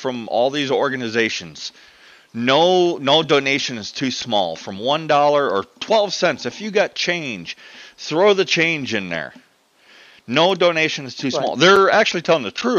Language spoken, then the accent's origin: English; United States; I'm American